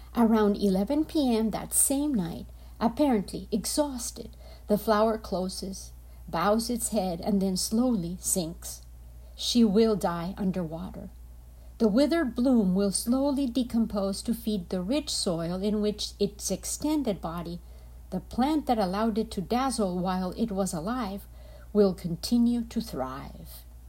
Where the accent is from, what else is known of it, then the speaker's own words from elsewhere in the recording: Colombia; I am from Colombia